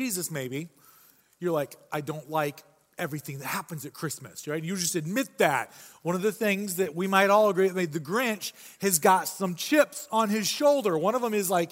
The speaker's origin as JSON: {"language": "English", "region": "Michigan", "country": "United States", "said": "I say pop. It's because I'm from Michigan"}